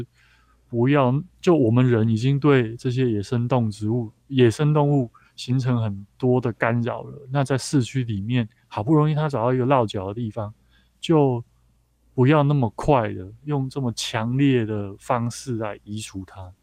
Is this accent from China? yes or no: no; Taichung, Taiwan; 像我的故乡台中